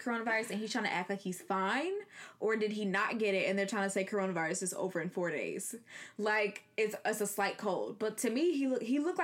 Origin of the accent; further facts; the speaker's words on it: Ohio, United States; moved away; I'm from Ohio, which is a swing state.